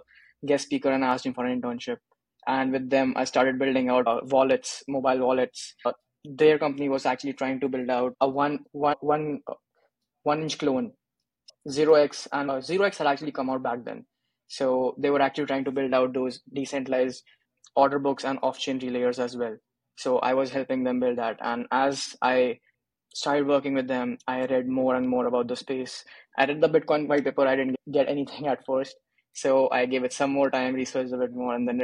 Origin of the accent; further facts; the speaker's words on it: India; I'm from India, did my engineering from India as well.